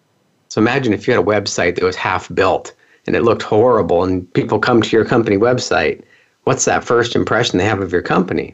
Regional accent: California, United States; also born or lived in Pennsylvania; So I moved from Pennsylvania to California, and I started fixing computers back when most companies didn't have computers in their office, back in the typewriter days and before fax machines even. It's crazy how long I've been doing this. But I grew up in Silicon Valley.

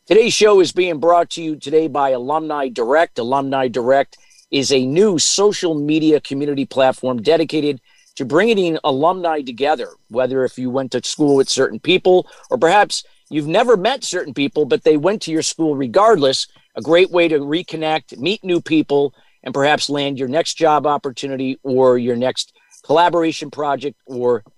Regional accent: New York area, United States; I grew up in the New York area as well

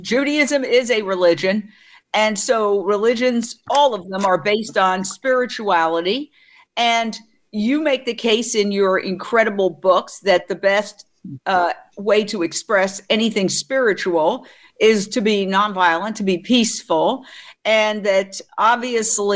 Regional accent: New York, United States; I grew up in New York right near the Carnegie Deli.

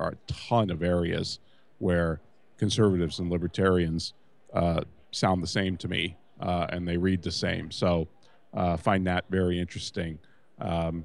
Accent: California, United States; I'm a non-Texan. I'm from California

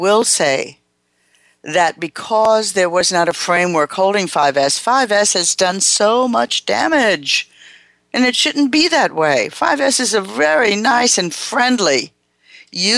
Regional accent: United States; me as an American

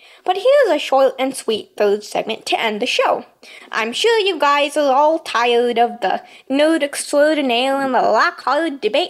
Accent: United Kingdom; I'm a British person. It's fairly hard for me to pronounce parallels.

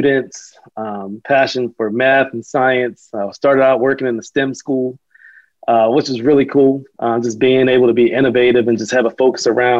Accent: Pittsburgh, Pennsylvania, United States; moved away as an adult; now in Charlotte, United States; I grew up in Pittsburgh, Pennsylvania

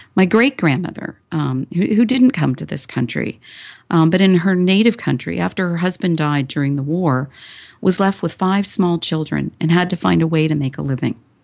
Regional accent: Toronto, Ontario, Canada; I was born and raised in Toronto, Canada.

